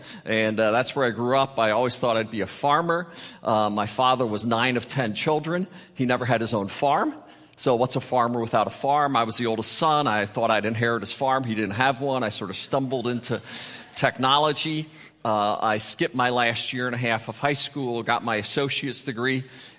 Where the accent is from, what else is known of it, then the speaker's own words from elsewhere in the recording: Berks County, Pennsylvania, United States; moved away as an adult; also born or lived in California / Oregon; I'm a farm boy from Pennsylvania, born and raised in the Berks Country Amish area.